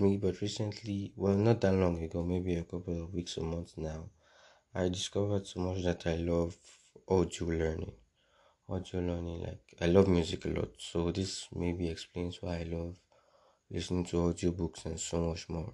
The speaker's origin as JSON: {"language": "English", "country": "Nigeria", "said": "I'm a Nigerian"}